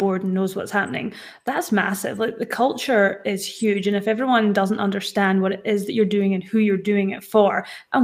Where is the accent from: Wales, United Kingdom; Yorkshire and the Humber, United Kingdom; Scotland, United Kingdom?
Scotland, United Kingdom; now in Perth, Australia; Scottish girl here